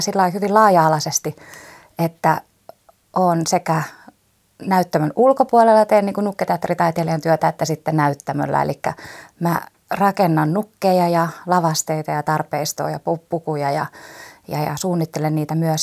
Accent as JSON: {"language": "Finnish", "town": "Turku", "region": "Southwest Finland", "country": "Finland", "said": "mä oon turkulainen nukketeatteritaiteilija"}